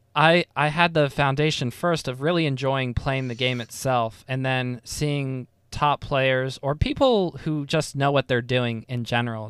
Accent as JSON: {"language": "English", "country": "United States", "said": "I am a very dumb poorly educated American"}